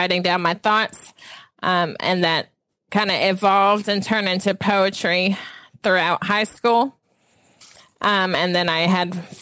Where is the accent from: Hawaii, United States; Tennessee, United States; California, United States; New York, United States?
Tennessee, United States; Franklin; also born or lived in Flint, Michigan; Yes, I was born in Flint, Michigan. I moved to Franklin, Tennessee when I was 5. My dad worked for Saturn, so that's why we moved here. So I grew up in Franklin